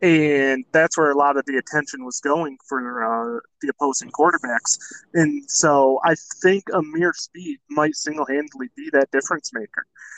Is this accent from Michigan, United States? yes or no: yes; Jackson, Michigan, United States; Jackson's finest representing my hometown.